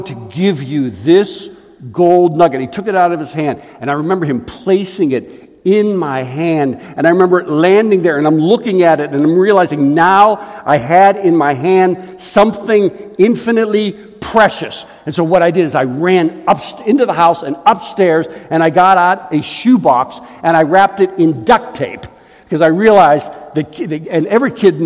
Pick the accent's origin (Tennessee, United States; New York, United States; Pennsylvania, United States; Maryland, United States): Pennsylvania, United States; Pittsburgh; I grew up in Pittsburgh